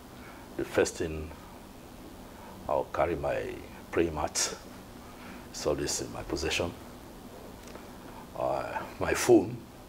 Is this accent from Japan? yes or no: no; Nigeria